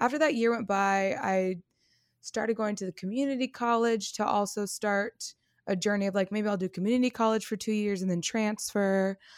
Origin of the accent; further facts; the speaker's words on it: California, United States; moved away as an adult; I am from the Bay Area in California. Mm-hmm. I lived there until I was about 24.